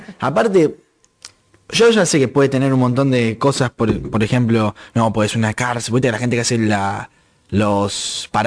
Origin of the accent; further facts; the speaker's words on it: Santa Fe, Argentina; yo soy argentino, pues nací en Argentina. Santa Fecino por pues, la provincia de Santa Fe. Eh, no sé cómo se dice, de Constitución, soy del Departamento de Constitución.